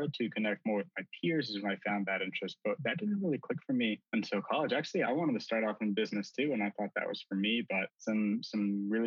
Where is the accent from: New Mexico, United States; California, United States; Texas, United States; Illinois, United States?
New Mexico, United States; Albuquerque; I was born and raised in Albuquerque, New Mexico